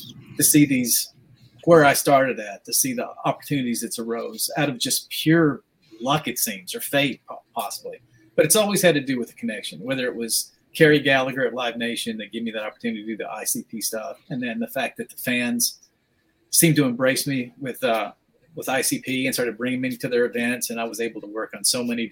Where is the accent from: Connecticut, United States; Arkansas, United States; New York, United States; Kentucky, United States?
Arkansas, United States; Arkansas is in the middle of nowhere